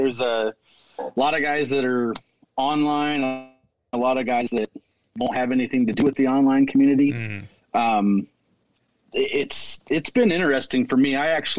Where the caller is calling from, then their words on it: Caldwell, Idaho, United States; I'm calling from Caldwell, Idaho. I'm about 15 miles west of Boise.